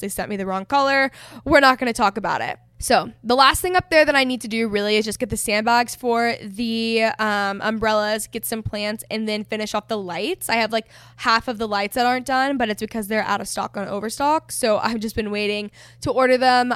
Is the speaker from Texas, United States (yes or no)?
yes; North Texas, United States; I grew up in North Texas, so it's, like, a very competitive region for sports.